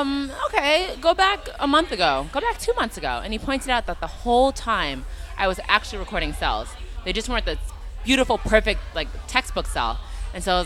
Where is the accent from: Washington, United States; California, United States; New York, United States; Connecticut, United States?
New York, United States; I'm a New Yorker, like through and through